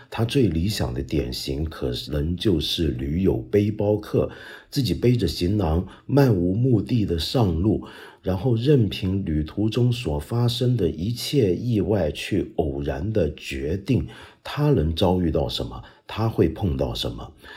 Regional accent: Guangdong, China; 我们广东人说话

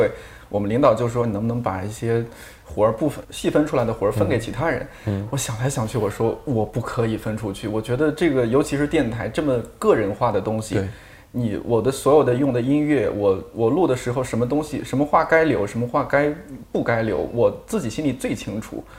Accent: Shanxi, China; 就是全都是我们北方人都是，我山西人，

